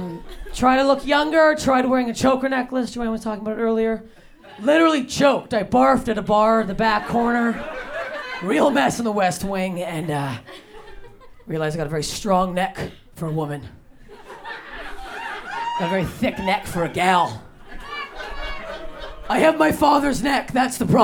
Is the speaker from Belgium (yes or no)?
no; Canada; now in Los Angeles, United States; I'm Canadian. I moved to LA.